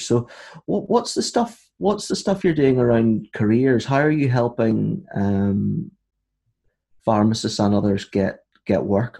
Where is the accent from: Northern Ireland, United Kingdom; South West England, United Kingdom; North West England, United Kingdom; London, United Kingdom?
Northern Ireland, United Kingdom; also born or lived in Aberdeen, Scotland; I'm from Northern Ireland